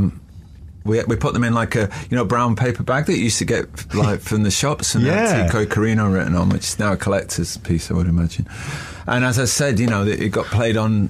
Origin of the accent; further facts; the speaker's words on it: Manchester, North West England, United Kingdom; Being a Mancunian